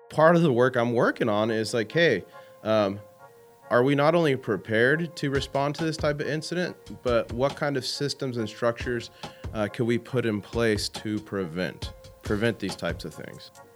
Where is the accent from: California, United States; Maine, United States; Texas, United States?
California, United States; San Diego; moved away as an adult; now in Saudi Arabia; I grew up in San Diego